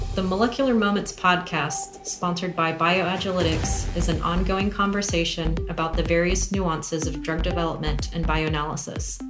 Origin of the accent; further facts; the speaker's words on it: Kansas City, Kansas, United States; both of us are Kansas City natives. We hail from the Kansas City area, from Kansas